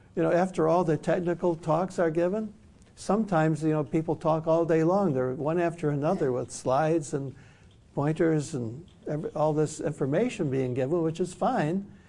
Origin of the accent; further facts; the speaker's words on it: Detroit, Michigan, United States; I grew up in Detroit. I was born in Detroit